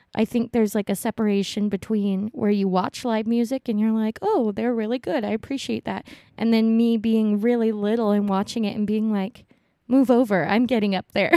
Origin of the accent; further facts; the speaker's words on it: Honolulu, Hawaii, United States; moved away; also born or lived in US mainland; I was born in Honolulu, Hawaii.